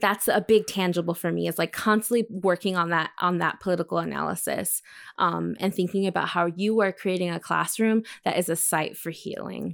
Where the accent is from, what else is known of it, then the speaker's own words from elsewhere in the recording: El Paso, Texas, United States; my hometown of El Paso, Texas